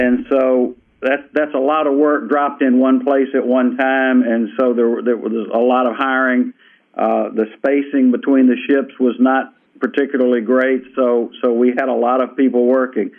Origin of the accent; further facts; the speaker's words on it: Batesville, Mississippi, United States; moved away as an adult; now in Pascagoula, United States; As a guy who moved down here in 1977 from Batesville, Mississippi